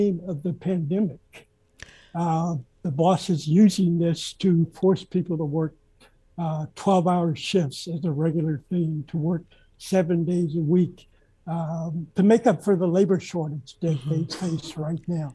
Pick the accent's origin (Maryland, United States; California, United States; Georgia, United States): Georgia, United States; Columbus; Born and raised in Columbus, Georgia.